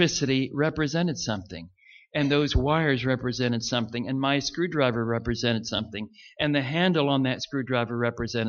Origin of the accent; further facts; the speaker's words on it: Richmond, Virginia, United States; Richmond, Virginia, that's my hometown